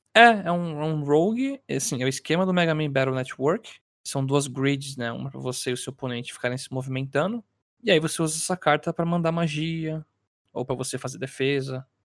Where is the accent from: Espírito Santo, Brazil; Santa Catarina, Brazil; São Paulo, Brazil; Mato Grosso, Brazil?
São Paulo, Brazil; sou de São Paulo